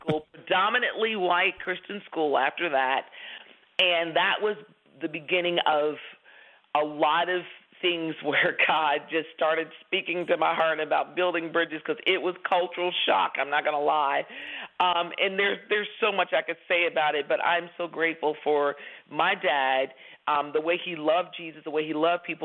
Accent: Washington, District of Columbia, United States; my brother and I were raised in Washington D.C. That's our hometown.

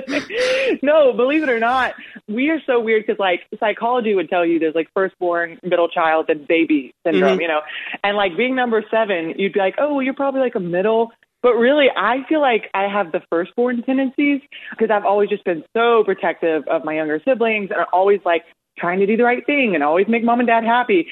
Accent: Tyler, Texas, United States; I'm from Tyler

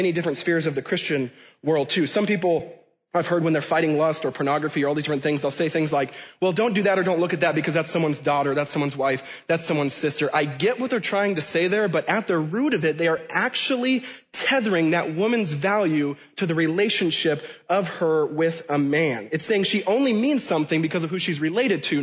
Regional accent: Washington, United States; where I was born and raised in Washington State

